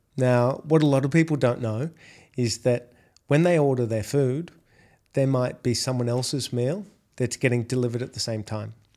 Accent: Australia; accent: Australian; moved away as an adult; now in Dubai, United Arab Emirates; if you can't tell by my accent, I'm Australian

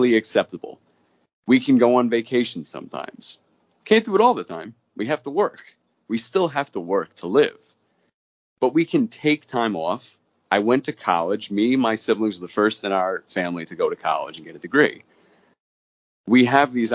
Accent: Long Island, New York, United States; I grew up on Long Island

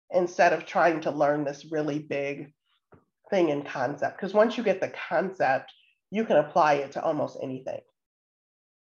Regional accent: Waukegan, Illinois, United States; I grew up in Waukegan, Illinois, so just about an hour and a half north.

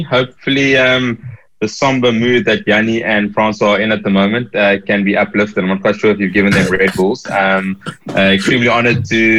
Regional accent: South Africa; growing up in the then apartheid South Africa

